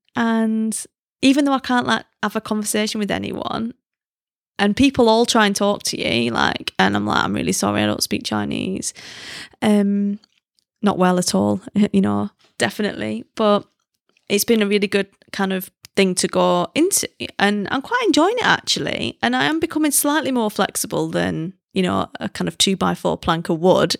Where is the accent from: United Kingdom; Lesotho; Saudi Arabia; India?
United Kingdom; moved away; as a British person